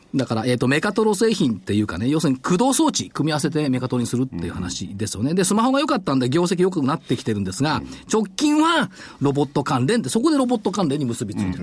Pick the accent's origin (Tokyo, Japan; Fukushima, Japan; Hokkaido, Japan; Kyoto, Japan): Tokyo, Japan; 東京生まれの東京育ちなのになんでこんな関西弁なのけがも。